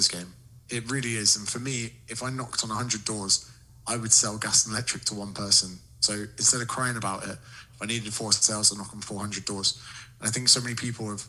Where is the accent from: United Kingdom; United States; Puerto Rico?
United Kingdom; in Britain, we're struggling for good content